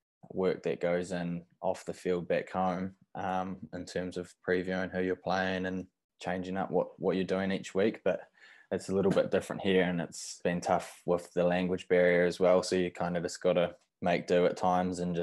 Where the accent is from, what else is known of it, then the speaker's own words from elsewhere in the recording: Whanganui, Manawatū-Whanganui, New Zealand; moved away; I grew up in Whanganui